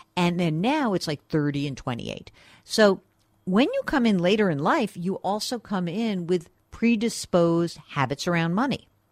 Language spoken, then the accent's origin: English; New York, United States; I'm a New Yorker, which means I generally like to root against New England